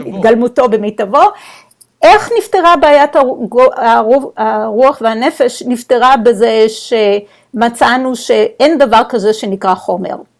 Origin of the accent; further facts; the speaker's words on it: Israel; moved away; אנחנו בתור ישראלים, חינכו אותנו ללא לקבל סמכות, לשאול, לפקפק